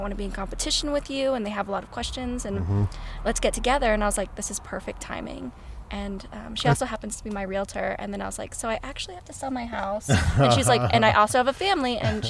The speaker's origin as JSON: {"language": "English", "town": "Portland", "region": "Oregon", "country": "United States", "lives_now": "Ogden, United States", "said": "I need to be back with my family in the Northwest. As you guys know, I'm from Portland."}